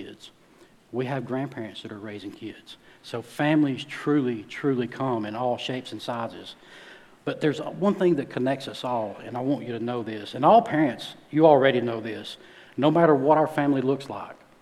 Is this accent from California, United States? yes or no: no; north Alabama, United States; moved away; I'm from Alabama, small town, in case you can't tell by my accent. I'm from up north.